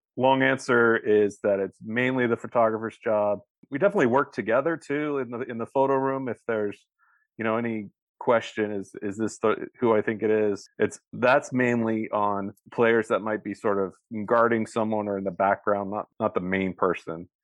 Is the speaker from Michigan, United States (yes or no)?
no; Bay Area, California, United States; I grew up in the Bay Area